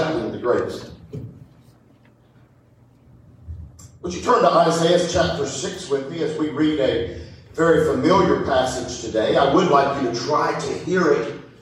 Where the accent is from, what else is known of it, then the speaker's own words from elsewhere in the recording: High Point, North Carolina, United States; also born or lived in Raleigh, North Carolina / Decatur, Illinois / Yadkinville, North Carolina / Greensburg; now in Louisville, United States; I grew up in High Point, North Carolina